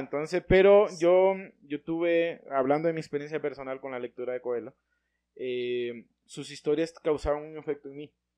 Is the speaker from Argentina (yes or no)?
no; Honduras; nacimos acá